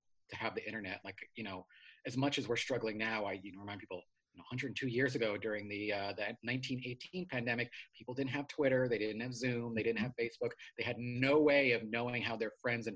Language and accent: English; New York City, New York, United States; also born or lived in Flatbush, Brooklyn; I grew up in Queens, New York, a fairly sleepy neighborhood called Richmond Hill